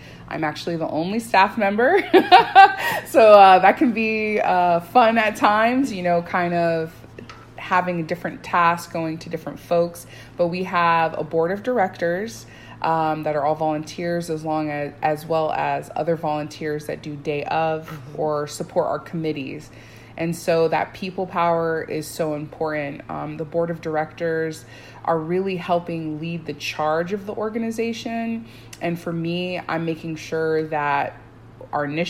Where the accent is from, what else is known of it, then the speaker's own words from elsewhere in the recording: Pine Hills, Florida, United States; I did not grow up in Parramore, but I grew up in Pine Hills.